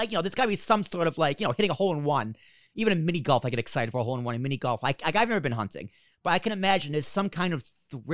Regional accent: Massachusetts, United States; I'm from Massachusetts.

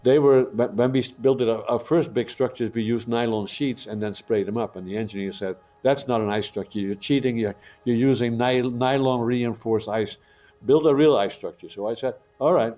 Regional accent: Netherlands; now in Montreal, Canada; I'm an immigrant from Holland, and I came to Canada in 1966

